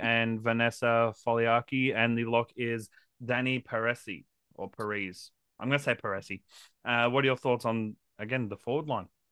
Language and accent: English; Queensland, Australia; as a Queenslander